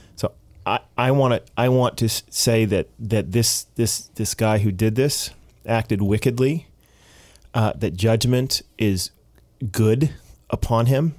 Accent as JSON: {"language": "English", "country": "United States", "moved": "yes", "lives_now": "Canada", "said": "I'm American, say, half Canadian"}